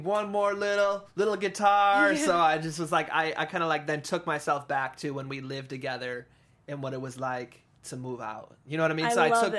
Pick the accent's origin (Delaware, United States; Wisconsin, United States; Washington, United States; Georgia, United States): Wisconsin, United States; moved away as an adult; also born or lived in Florida; now in California, United States; I was born and raised in Wisconsin.